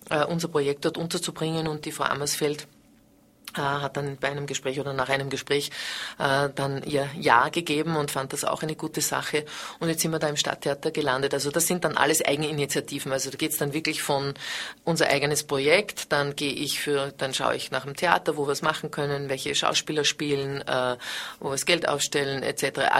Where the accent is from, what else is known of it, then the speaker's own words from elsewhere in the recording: Vienna, Austria; Und dann habe ich mich entschlossen, wieder nach Wien zurückzugehen. Ich bin Wienerin